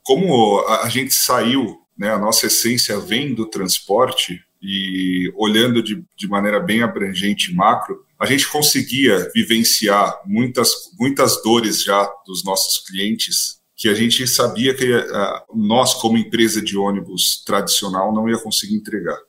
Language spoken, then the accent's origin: Portuguese; São Paulo, Brazil; sou de São Paulo, vivo em São Paulo